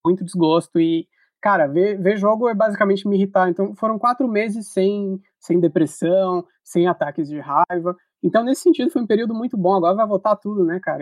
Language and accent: Portuguese; Porto Alegre, Rio Grande do Sul, Brazil; eu nasci em Porto Alegre